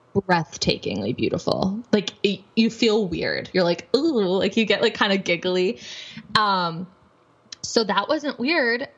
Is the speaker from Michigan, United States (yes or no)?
yes; Michigan, United States; I'm from Michigan